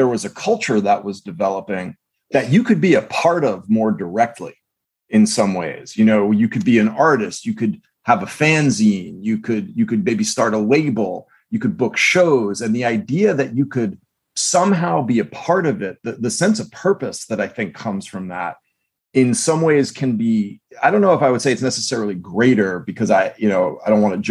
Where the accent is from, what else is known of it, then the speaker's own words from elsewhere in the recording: United States; I grew up right outside of New York